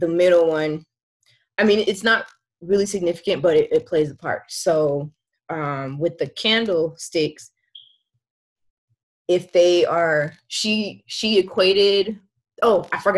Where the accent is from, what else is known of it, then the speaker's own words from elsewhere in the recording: California, United States; moved away as an adult; now in Northern Virginia, United States; I am from California. But currently living in Virginia